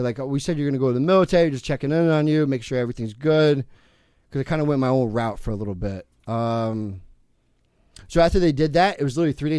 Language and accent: English; California, United States; born there; also born or lived in New Jersey; That's my first kid I met when I moved to Jersey from because I was born in California.